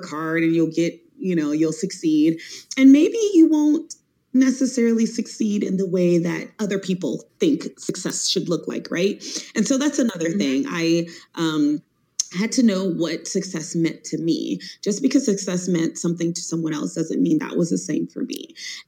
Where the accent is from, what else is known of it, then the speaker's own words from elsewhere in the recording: Miami, Florida, United States; now in Washington, D.C., United States; I'm from Miami, Florida